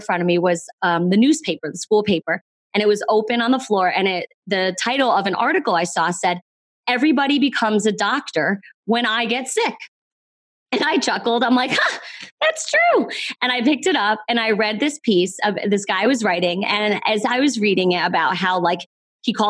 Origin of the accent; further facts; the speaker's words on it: East Coast, United States; I'm from the East Coast